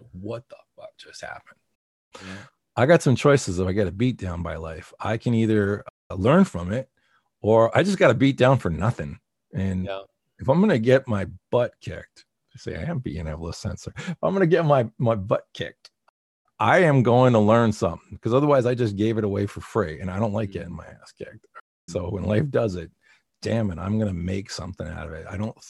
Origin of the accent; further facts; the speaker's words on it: East Coast, United States; I come from the East Coast and I have a certain way of talking